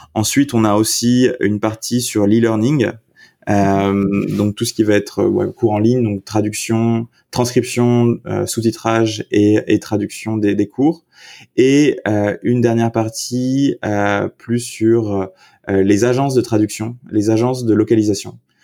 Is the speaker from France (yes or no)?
yes; south-west France, France; moved away as an adult; also born or lived in Paris / Ireland / United Kingdom; je suis originaire du sud-ouest de la France, donc campagne, campagne